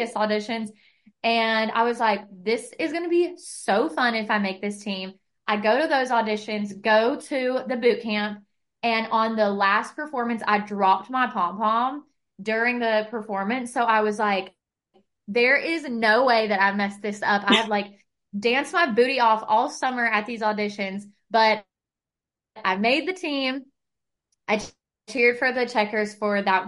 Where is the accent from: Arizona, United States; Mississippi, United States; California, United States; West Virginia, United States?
West Virginia, United States; moved away; I grew up in West Virginia